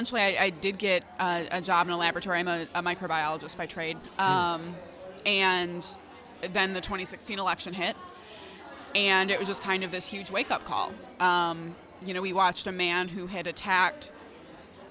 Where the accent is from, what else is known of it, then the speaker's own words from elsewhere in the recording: Michigan, United States; I'd moved back to my hometown